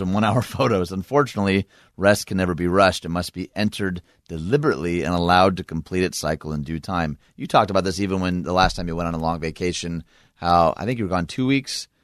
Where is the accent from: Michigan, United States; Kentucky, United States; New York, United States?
Michigan, United States; my home state of Michigan